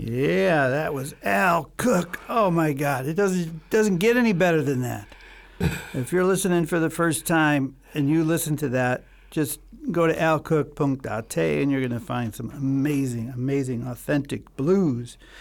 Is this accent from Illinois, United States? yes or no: yes; Chicago, Illinois, United States; I grew up in Chicago